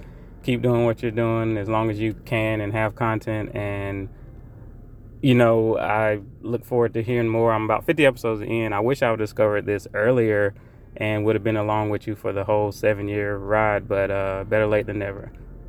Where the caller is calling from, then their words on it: Raleigh, North Carolina, United States; I'm calling from Raleigh, North Carolina.